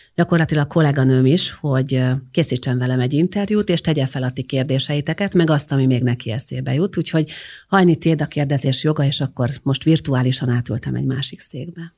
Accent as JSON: {"language": "Hungarian", "town": "Győrszemere", "region": "Győr-Moson-Sopron", "country": "Hungary", "also_born_or_lived": "Pécs", "moved": "as an adult", "said": "én győrszemerei vagyok egyébként eredetileg, tehát győr mellől származom"}